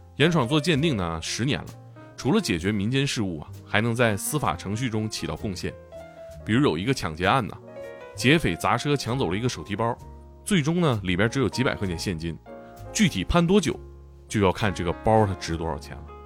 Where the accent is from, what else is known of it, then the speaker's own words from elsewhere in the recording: Tieling / Shenyang, Liaoning, China; moved away; 咱俩其实老家还挺近嗯，也挺近。对，铁岭的嗯，沈阳的